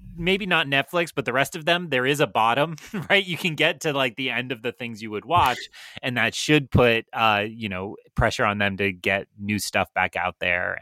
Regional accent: Melrose, Massachusetts, United States; I live in Melrose, Massachusetts

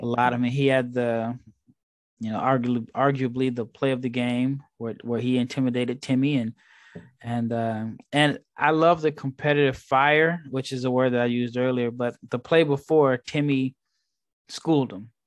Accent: Nebraska, United States; also born or lived in Texas; now in Barcelona, Spain; I'm from Nebraska, born and raised

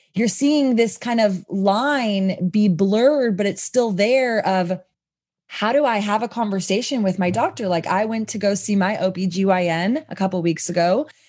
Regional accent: Texas, United States; I come from Texas

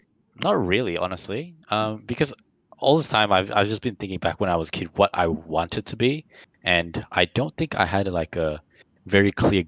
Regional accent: Malaysia; now in Melbourne, Australia; I live in Melbourne, because I was from Malaysia

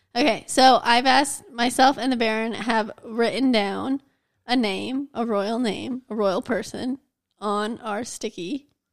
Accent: United States; I'm American

